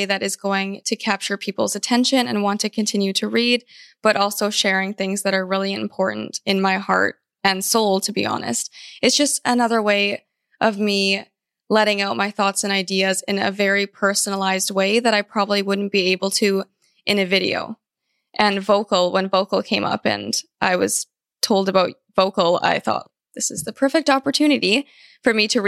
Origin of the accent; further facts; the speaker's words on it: Vancouver, British Columbia, Canada; also born or lived in California; I was born in California, actually, but I moved to Vancouver, Canada when I was very young. I was about 4, and I've lived here ever since then.